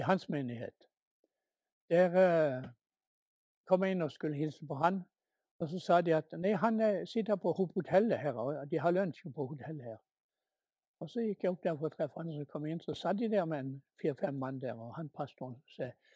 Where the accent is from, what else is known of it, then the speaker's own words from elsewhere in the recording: Norway; hjemme i Norge